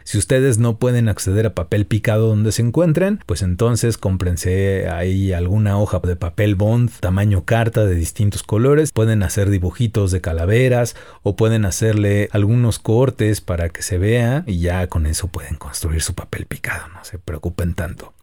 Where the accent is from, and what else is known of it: Mexico